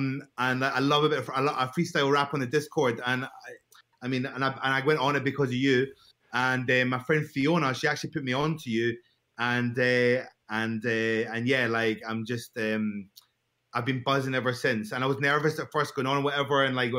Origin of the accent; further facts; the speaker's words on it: Glasgow, Scotland, United Kingdom; now in London, United Kingdom; So I'm in London, but I'm from Glasgow in Scotland.